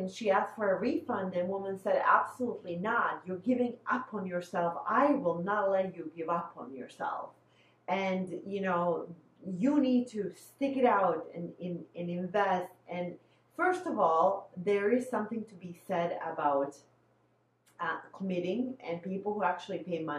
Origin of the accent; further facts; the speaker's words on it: Bosnia & Herzegovina; now in Midwest, United States; I'm originally from Bosnia, but now I'm in the Midwest